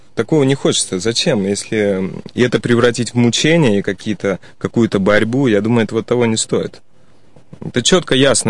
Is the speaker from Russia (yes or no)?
yes; Saint Petersburg, Russia; moved away as an adult; also born or lived in Spain; коренной житель Санкт-Петербурга. Родился здесь, учился в школе